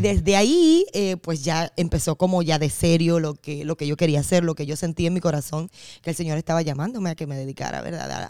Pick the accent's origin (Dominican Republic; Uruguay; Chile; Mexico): Dominican Republic; en un concurso de voz que había en mi pueblo, en República Dominicana